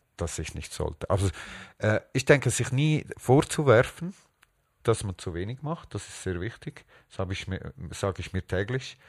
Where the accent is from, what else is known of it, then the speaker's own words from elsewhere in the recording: Switzerland; ich bin hier aufgewachsen und ich fühle mich nicht als Spanier oder äh, Schweizer